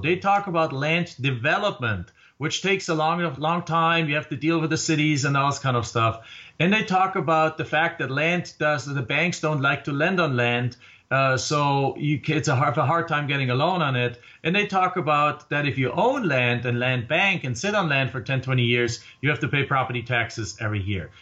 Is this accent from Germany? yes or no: yes; Germany; moved away as an adult; now in Phoenix, United States; I came here from Germany